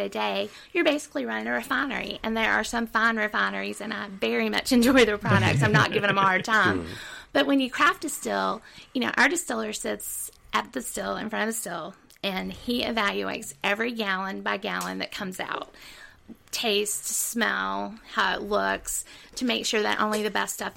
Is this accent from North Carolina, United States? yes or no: yes; Cabarrus County, North Carolina, United States; I'm originally from Cabarrus County